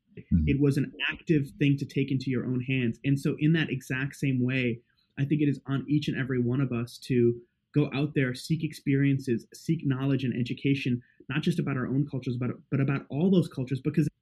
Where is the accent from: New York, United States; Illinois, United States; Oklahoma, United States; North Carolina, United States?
New York, United States; New York City; also born or lived in India / South Africa; I was born in India and I lived in South Africa till I was about 8. And my family moved to New York City. And so, you know, technically I'm not even first generation